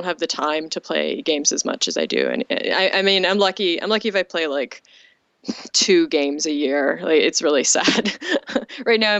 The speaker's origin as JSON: {"language": "English", "region": "Ontario", "country": "Canada", "tie": "born or raised there"}